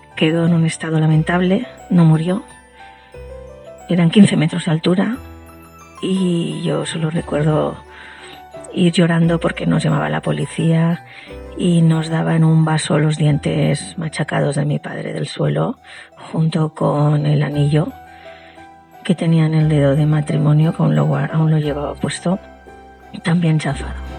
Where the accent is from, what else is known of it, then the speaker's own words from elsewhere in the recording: Spain; mi país, España